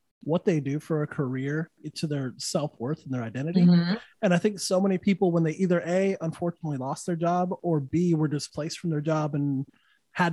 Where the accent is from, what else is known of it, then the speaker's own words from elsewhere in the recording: Santa Fe, New Mexico, United States; also born or lived in Los Angeles / Austin / Louisiana; now in Florida, United States; I'm from Santa Fe, New Mexico. That's like woke central, dude. Like it's, yeah. So I understand that woke mentality. I grew up with it